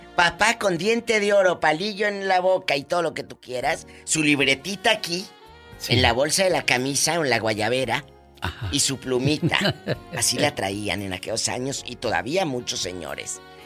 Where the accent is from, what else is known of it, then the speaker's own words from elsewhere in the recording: Matamoros, Tamaulipas, Mexico; yo que crecí en la frontera en Matamoros